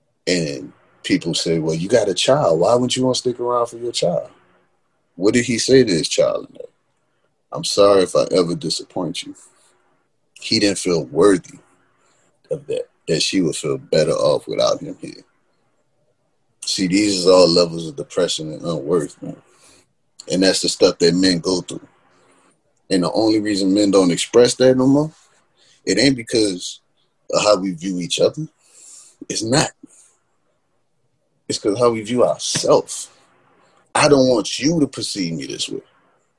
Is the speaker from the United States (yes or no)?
yes; New Orleans, Louisiana, United States; because we grew up in New Orleans, it's always cloudy.